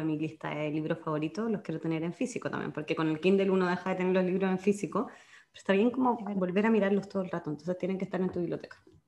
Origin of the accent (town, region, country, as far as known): Chile